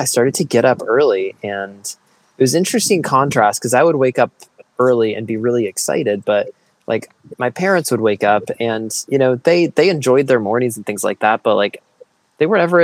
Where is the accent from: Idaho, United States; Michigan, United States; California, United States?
Michigan, United States; I grew up in Michigan. I grew up in the country